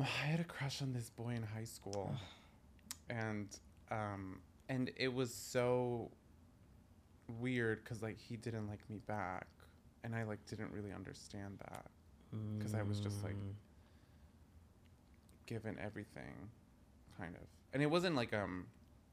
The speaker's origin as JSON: {"language": "English", "town": "New York City", "region": "New York", "country": "United States", "tie": "born or raised there", "said": "I grew up in Greenpoint, Williamsburg"}